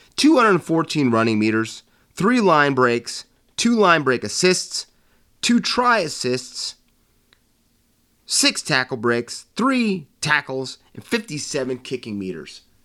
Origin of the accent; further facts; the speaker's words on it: United States; moved away; being an American over here